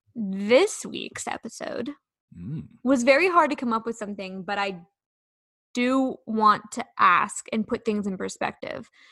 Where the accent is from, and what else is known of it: Sacramento, California, United States